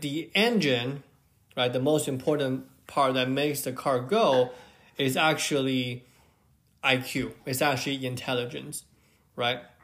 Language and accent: English; China; I grew up in China